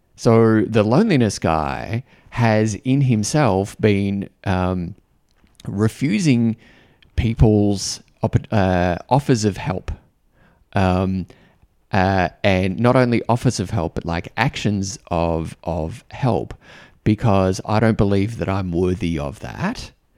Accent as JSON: {"language": "English", "country": "Australia", "said": "I'm an Australian guy"}